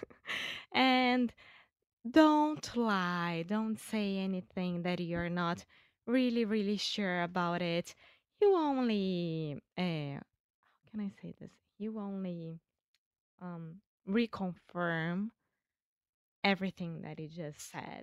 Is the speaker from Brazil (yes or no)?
yes; Rio de Janeiro, Brazil; English is a second language; I'm Brazilian from Rio de Janeiro